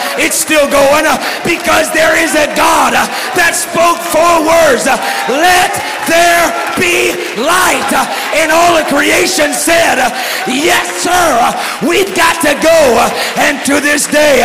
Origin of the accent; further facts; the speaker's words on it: Texas, United States; I'm from Texas, you know. And I'm doing my best just not to talk like this.